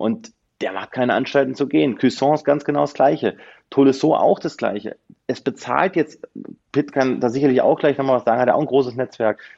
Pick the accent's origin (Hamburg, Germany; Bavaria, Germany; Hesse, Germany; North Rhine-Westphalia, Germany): Hesse, Germany; Northern; Gebürtig aus Nordhessen